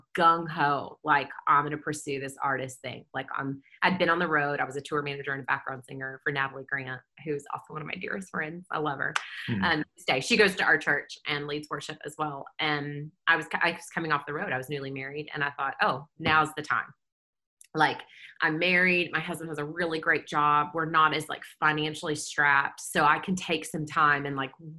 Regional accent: Kentucky, United States; moved away as an adult; also born or lived in Baton Rouge, Louisiana; now in Nashville, United States; I grew up in Kentucky, but then my family moved to Louisiana the year I was a senior in high school

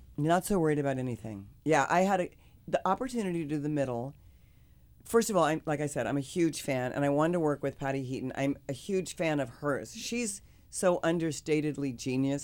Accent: Kansas, United States; I'm from the Midwest. I'm from Kansas

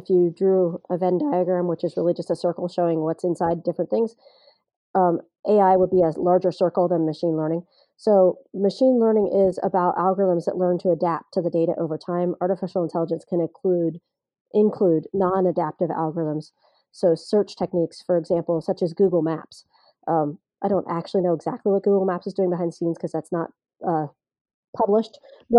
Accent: Ohio, United States; I grew up in Ohio, or at least for part of the time. I didn't. My dad's is military, so we moved a lot.

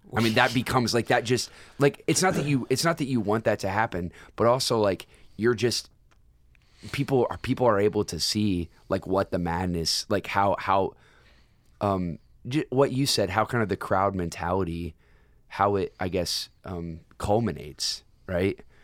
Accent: United States; as an American citizen

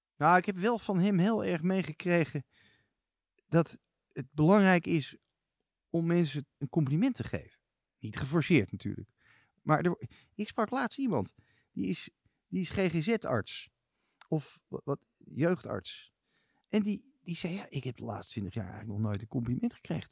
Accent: Amsterdam, North Holland, Netherlands; Ik ben geboren op de Nieuwe Keizersgracht. Ik ben kind van Nieuw-Zuid

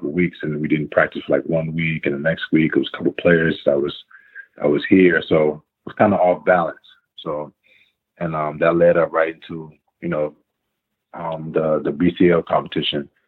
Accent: Greenbelt, Maryland, United States; also born or lived in Queens, New York; I was born in New York, but I was raised in like the DC area, the DMV.

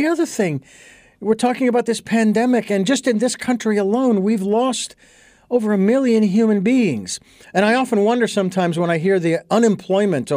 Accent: Phoenix, Arizona, United States; growing up in Phoenix, not only the street that I grew up on

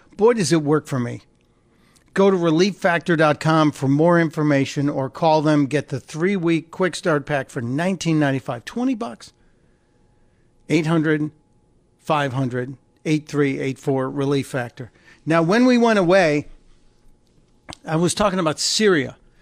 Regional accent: Chicago, Illinois, United States; where I grew up in Chicago

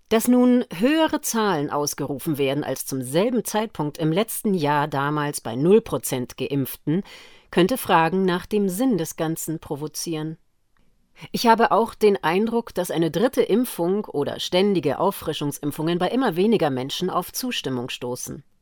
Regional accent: Austria; wie in meinem Heimatland Österreich als Drohkulisse eingeführt, einen weiteren Lockdown

